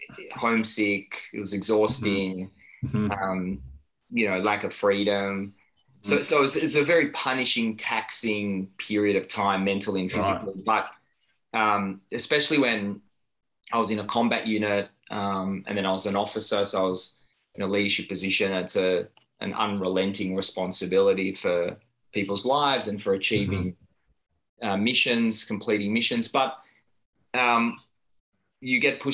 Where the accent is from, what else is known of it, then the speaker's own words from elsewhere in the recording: Tel Aviv, Tel Aviv District, Israel; moved away as an adult; now in Melbourne, Australia; I was born in Tel Aviv and spent a large chunk of my childhood there and served in the military